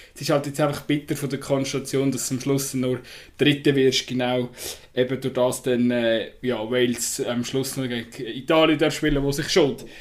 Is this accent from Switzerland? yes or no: yes; Switzerland; das ist nicht schweizerisch, wir sind eher zurückhaltend